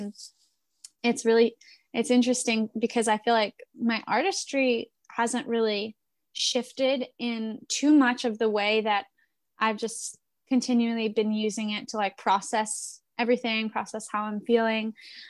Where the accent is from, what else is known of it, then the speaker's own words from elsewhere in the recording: New York City, New York, United States; as a person who's from New York City. I grew up in Queens. I grew up in New York.